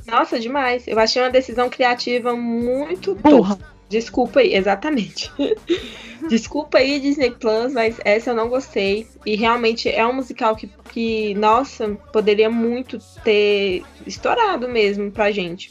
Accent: Brazil; nós que somos do Brasil e não falamos inglês

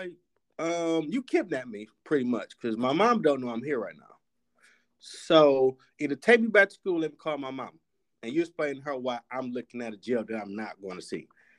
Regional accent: Detroit, Michigan, United States; We're from Detroit.

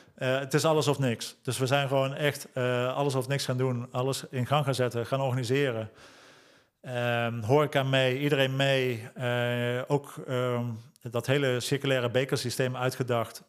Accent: Lent, Gelderland, Netherlands; ik ben geboren en getogen in Lent

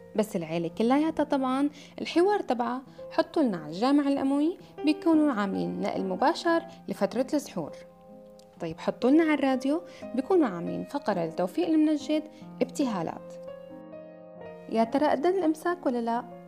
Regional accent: Syria; moved away; بلدي سوريا

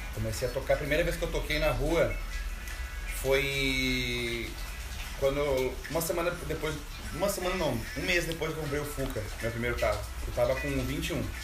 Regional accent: Caxias do Sul, Rio Grande do Sul, Brazil; moved away as an adult; E eu sou de Caxias do Sul, natural de lá e vim de lá com saí de lá com 21 anos para fazer artesanato e viajar

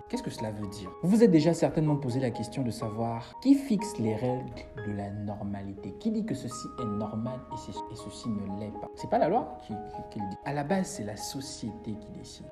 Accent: Gabon; je suis gabonais, je vis au Gabon, je suis étudiant à l'université Omar Bongo

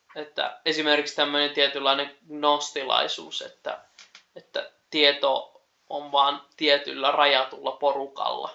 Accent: Keuruu, Central Finland, Finland; oma kotipaikkakuntani, eli Keurulla

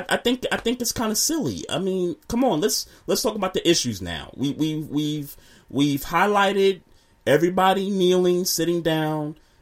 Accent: Brooklyn, New York, United States; also born or lived in Queens / Crown Heights / Bed-Stuy; I used to live in Crown Heights and I lived in Bed-Stuy for a number of years. Matter of fact, I grew up in Brooklyn, but I was born in Queens

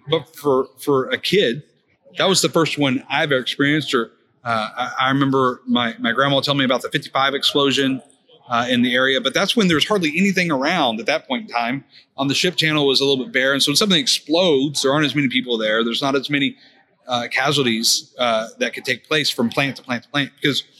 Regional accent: Houston, Texas, United States; I'm from the Houston area. Born and raised, by the way, fifth generation Texan

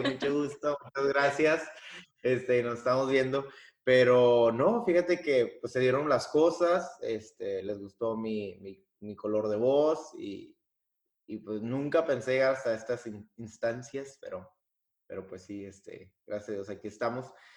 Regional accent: Piedras Negras, Coahuila, Mexico; moved away as an adult; now in Germany; vengo de Piedras Negras, Coahuila, la ciudad del Nacho

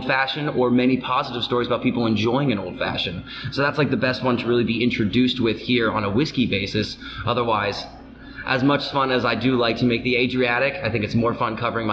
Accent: Florida, United States; now in Pennsylvania, United States; I am from Florida, we have a little bit hotter of a tropical climate

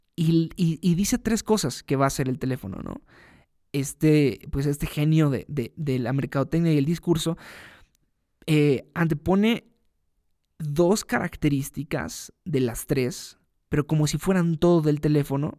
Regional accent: Veracruz, Mexico; moved away as an adult; also born or lived in Mexico City; me mudé a la Ciudad de México, desde Veracruz, de donde yo soy

